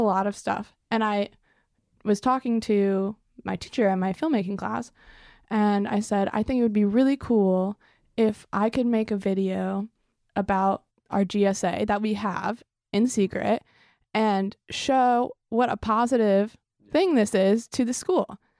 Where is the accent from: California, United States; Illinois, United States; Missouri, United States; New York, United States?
Illinois, United States; Evanston; I am originally from Evanston, Illinois, which is about twenty, thirty minutes north of Chicago.